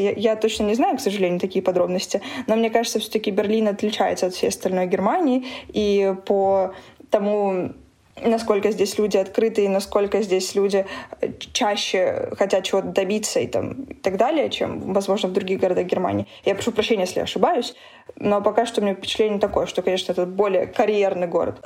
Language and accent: Russian; Donetsk, Donetsk Oblast, Ukraine; moved away as an adult; also born or lived in Moscow; now in Berlin, Germany; Я из Донецка